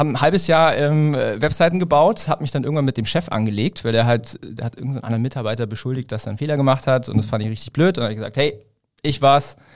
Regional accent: Ulm, Baden-Württemberg, Germany; ich komme halt aus der Ulmer Gegend. Ja, Ulm mhm. ist so zwischen München und Stuttgart.

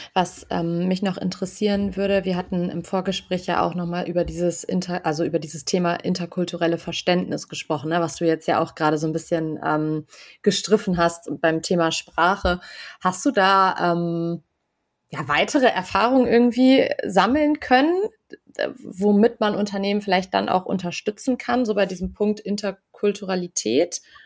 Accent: Germany; selbst als Deutsche

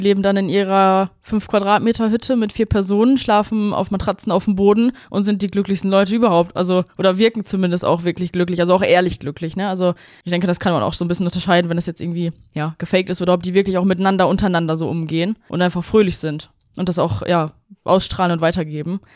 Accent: Germany; als Deutsche

